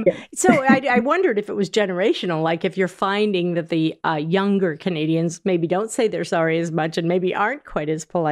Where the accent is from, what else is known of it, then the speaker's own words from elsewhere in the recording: New Hampshire, United States; I grew up in New Hampshire